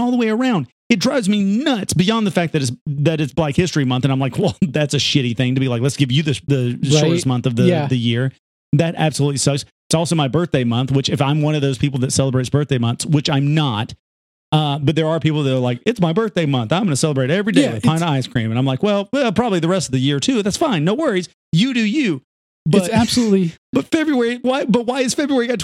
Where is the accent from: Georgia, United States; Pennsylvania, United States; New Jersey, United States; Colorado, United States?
Georgia, United States; the resident Georgian